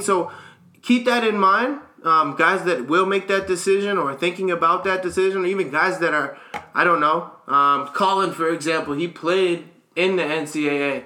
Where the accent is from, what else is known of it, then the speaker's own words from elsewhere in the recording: United States; as an American kid